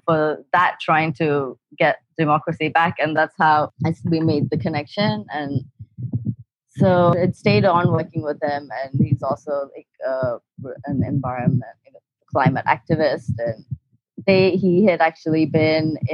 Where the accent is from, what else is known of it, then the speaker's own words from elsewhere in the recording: Maldives; I'm a marine biologist and I'm from the Maldives